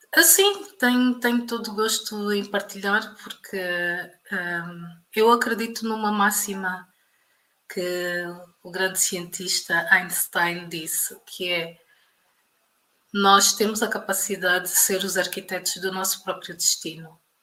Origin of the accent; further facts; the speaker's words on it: Portugal; moved away as an adult; also born or lived in Luanda, Angola; now in Angola; eu nasci em Luanda em 1987 ehm, e na década de, de 90 os meus pais emigraram para Portugal